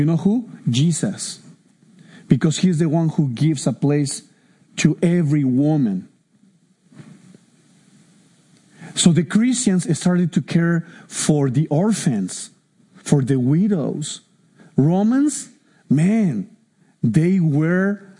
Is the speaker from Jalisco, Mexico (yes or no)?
no; Mexico City, Mexico; moved away; I'm Mexican from Mexico City